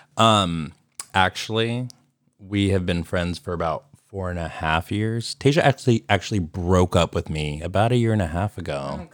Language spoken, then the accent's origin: English; Sacramento, California, United States; also born or lived in San Francisco; I was born in San Francisco, raised in Sacramento